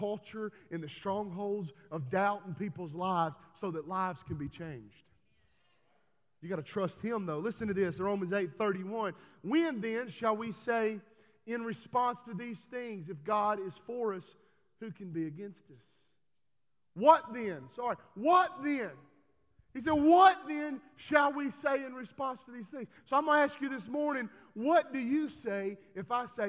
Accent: Texas, United States; I'm from Texas

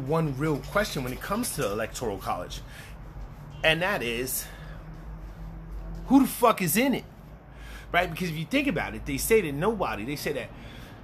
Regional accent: New York City, New York, United States; I'm from the Bronx.

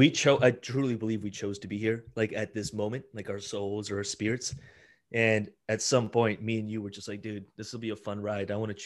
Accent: Italy; born there; moved away; My parents immigrated. I was born in Italy, actually, and they immigrated here and we lived in an apartment, lived in a trailer park.

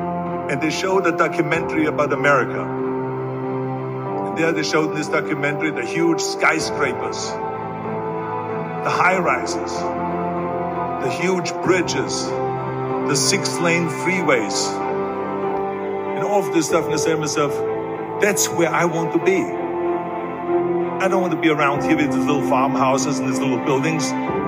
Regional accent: Austria; born or raised there; moved away

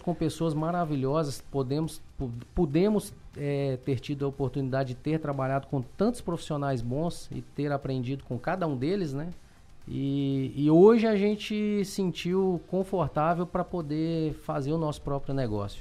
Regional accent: Belo Horizonte, Minas Gerais, Brazil; accent: mineiro; moved away as an adult; now in Criciúma, Brazil; eu morava, nasci e fui criado em Belo Horizonte.

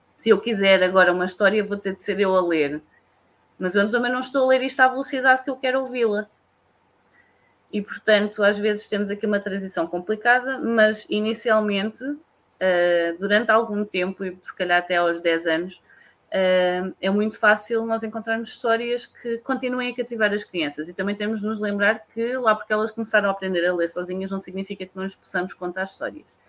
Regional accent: Leiria, Leiria District, Portugal; sou de Leiria. Apesar de ser de uma zona pequenina, que eu continuo a dizer que era uma aldeia

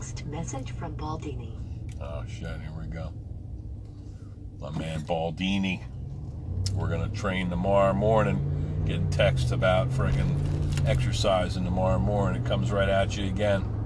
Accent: Pine Barrens, New Jersey, United States; growing up in the Pine Barrens

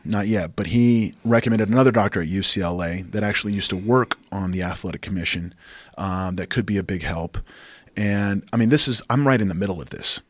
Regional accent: Oklahoma, United States; now in Austin, United States; my home state, outside of Oklahoma

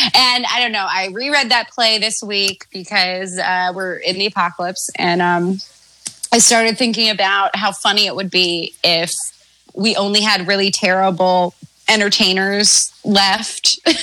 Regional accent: Maryland, United States; my home state of Maryland

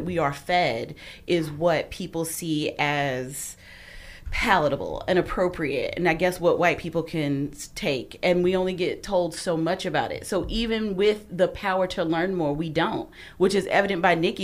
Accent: South Carolina, United States; I grew up in South Carolina

